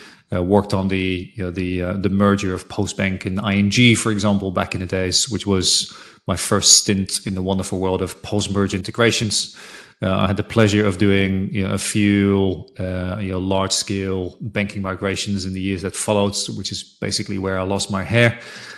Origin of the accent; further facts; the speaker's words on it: Netherlands; So I was born and raised in Holland.